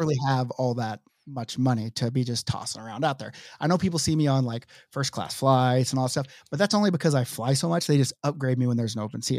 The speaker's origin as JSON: {"language": "English", "town": "Oklahoma City", "region": "Oklahoma", "country": "United States", "tie": "born or raised there", "moved": "yes", "said": "my hometown, Oklahoma City"}